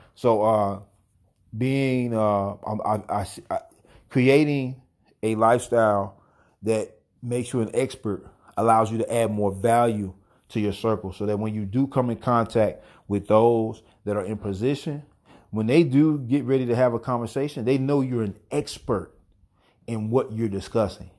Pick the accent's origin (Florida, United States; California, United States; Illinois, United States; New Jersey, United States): New Jersey, United States; Gouldtown; I'm indigenous, Lin A. Lenape, straight from Ghoul Town.